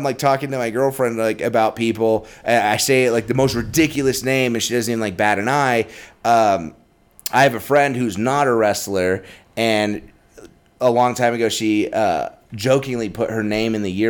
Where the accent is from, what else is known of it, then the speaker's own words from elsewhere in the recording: Carlsbad, New Mexico, United States; moved away; also born or lived in Albuquerque; Well, I grew up in Carlsbad